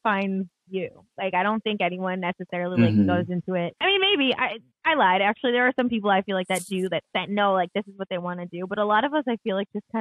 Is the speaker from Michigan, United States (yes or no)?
yes; Michigan, United States; I'm from Michigan originally